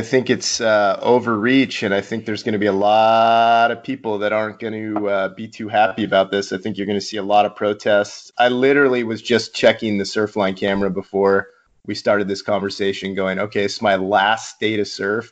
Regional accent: Mission Viejo, California, United States; I grew up in Mission Viejo, a missionite, an inland kid

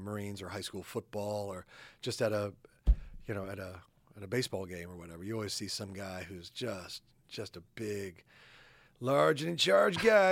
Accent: Midwest, United States; moved away; also born or lived in New York; I'm a Midwesterner

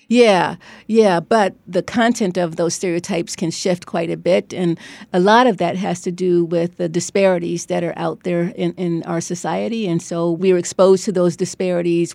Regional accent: Cleveland, Ohio, United States; moved away as an adult; also born or lived in Beachwood, Ohio / New Haven, Connecticut; now in Stanford, United States; I grew up in Cleveland in an all-black neighborhood

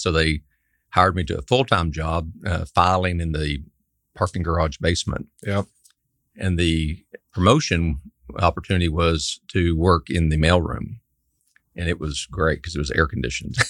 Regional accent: Amarillo, Texas, United States; born and raised in Amarillo, Texas, up in the Panhandle

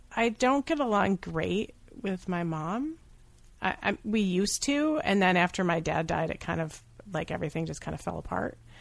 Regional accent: Syracuse, New York, United States; I'm from Syracuse

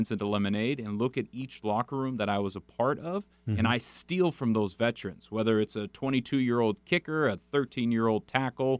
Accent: San Juan Capistrano, California, United States; I grew up in San Juan Capistrano, California

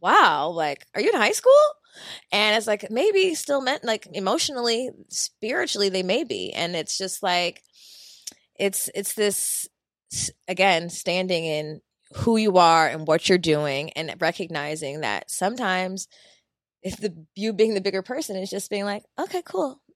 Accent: Philadelphia, Pennsylvania, United States; moved away; Philly's my, my hometown

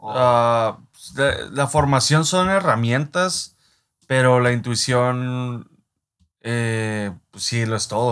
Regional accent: Mexico; nosotros como mexicanos

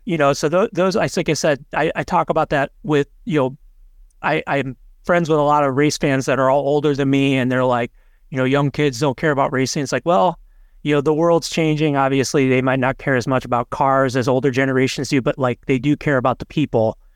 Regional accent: Indiana, United States; as a Hoosier

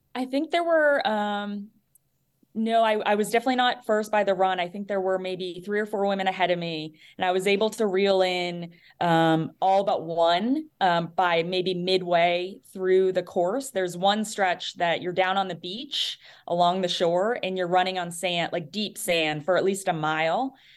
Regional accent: New Hampshire, United States; moved away; I'm from New Hampshire originally, so East Coast

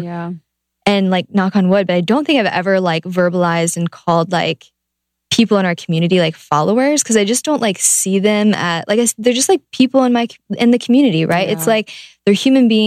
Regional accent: Ohio, United States; I'm from Ohio

